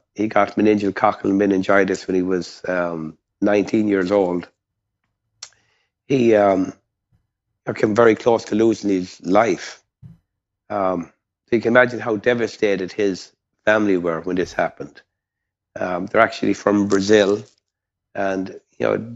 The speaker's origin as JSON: {"language": "English", "country": "Ireland", "tie": "born or raised there", "moved": "yes", "said": "I grew up in, as you can tell by my accent, not in Texas, but in Ireland"}